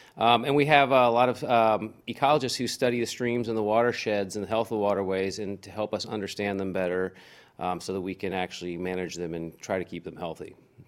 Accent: Manassas, Virginia, United States; Manassas. Okay. Yeah, so I'm kind of lived overseas a couple times, a few years, but yeah, this is pretty much my childhood home.

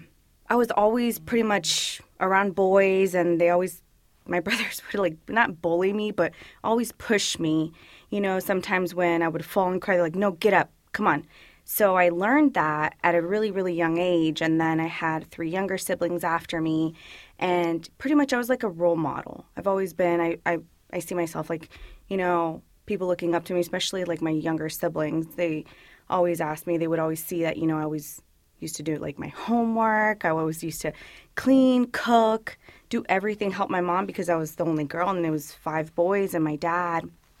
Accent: Woodbridge, Virginia, United States; first language Spanish; English is a second language; I'm from Virginia. I was born and raised in Virginia. A little bit about myself. I grew up in Woodbridge, Virginia, and I come from a Salvadoran family, both mom and dad. They migrated back in 1989.

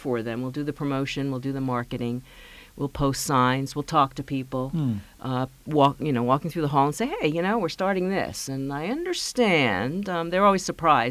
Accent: New York, United States; moved away; I grew up in New York

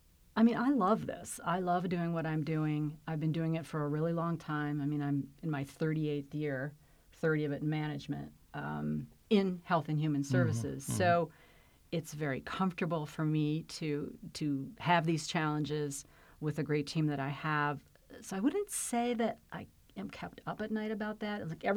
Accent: Flint, Michigan, United States; So while I came from Flint, Michigan, which is pretty different than Fairfax

